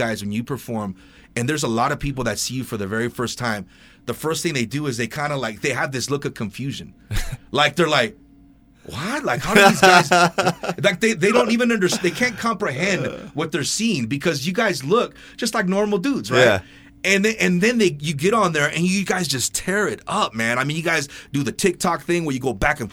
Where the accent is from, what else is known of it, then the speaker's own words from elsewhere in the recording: Ventura, California, United States; growing up in Ventura, I've met so many different people from different walks of life.